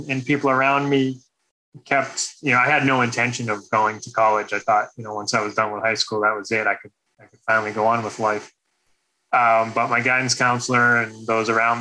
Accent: Boston, Massachusetts, United States; moved away; also born or lived in Indianapolis; I was born and raised in Boston, Massachusetts

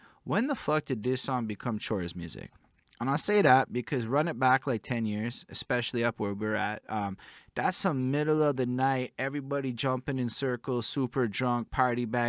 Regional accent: Montreal, Quebec, Canada; I'm from Montreal, it's definitely not Quebec City

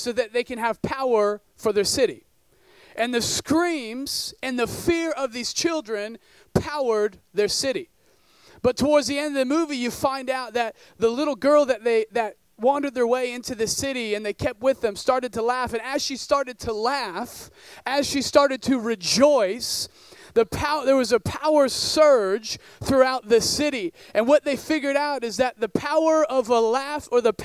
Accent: northern Oregon, United States; I grew up in northern Oregon in a town of about 10,000 people

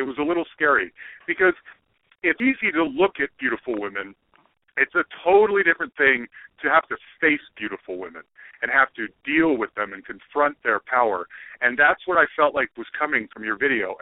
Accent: Salt Lake City, Utah, United States; I grew up in Salt Lake City, Utah, Mormon.

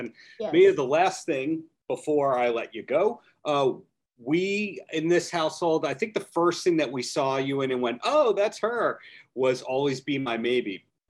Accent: Long Beach, New York, United States; Anyone of you four ever been to my hometown, Long Beach, on Long Island?

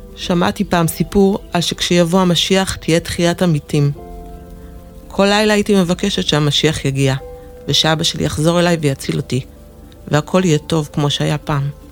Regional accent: Jerusalem, Jerusalem District, Israel; נולדתי בירושלים, לזוג הורים אוהב

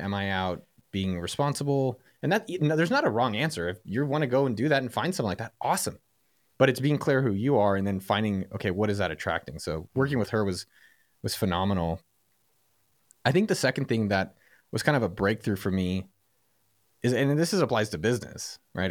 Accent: San Francisco Bay Area, California, United States; I'm from the Bay Area

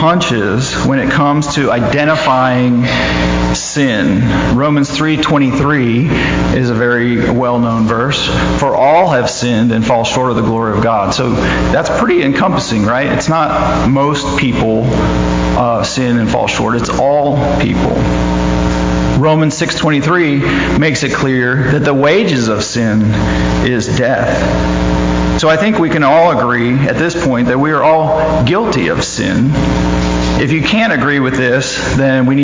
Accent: Sunnyvale, California, United States; I grew up in Sunnyvale, California

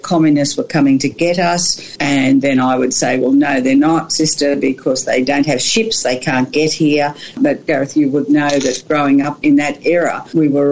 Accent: Canowindra, New South Wales, Australia; moved away as an adult; also born or lived in Sydney; I grew up in Canamble, loved being a country girl

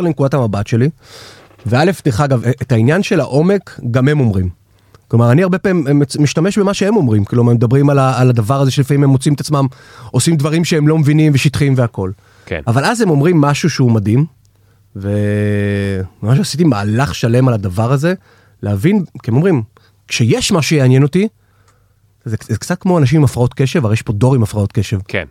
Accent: Batzra, Central District, Israel; now in Tel Aviv, Israel; כשאני גדלתי במושב בצרה

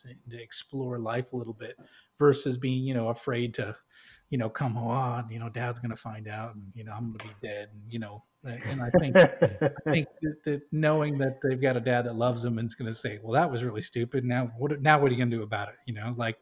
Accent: New England, United States; I grew up in New England

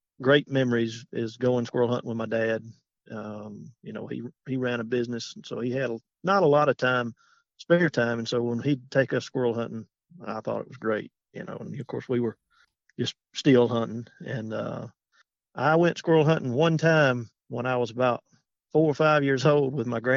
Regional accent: Alexander City, Alabama, United States; now in Goodwater, United States; I'm from Alexander City, Alabama. I live in Goodwater, Alabama now

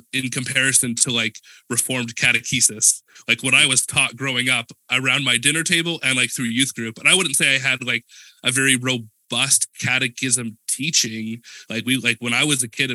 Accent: Edmonton, Alberta, Canada; moved away as an adult; also born or lived in Langley, British Columbia; I grew up in Edmonton, Alberta, in Classic Alberta North

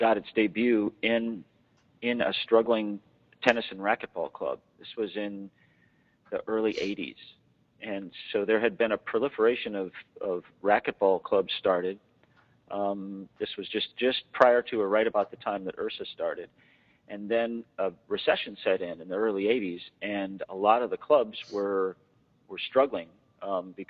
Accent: Wisconsin, United States; moved away as an adult; also born or lived in Oregon / Silver Spring, Maryland; now in Baltimore, United States; born and raised in Wisconsin

